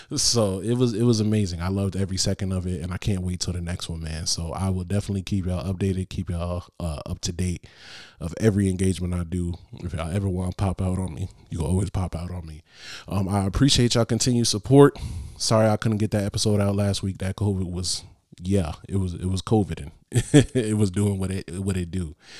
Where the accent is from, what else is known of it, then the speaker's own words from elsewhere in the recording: Bridgeport, Connecticut, United States; From Bridgeport.